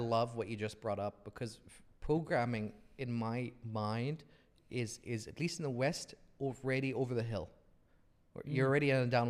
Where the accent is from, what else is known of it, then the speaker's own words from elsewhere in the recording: Saudi Arabia; I grew up in Saudi Arabia.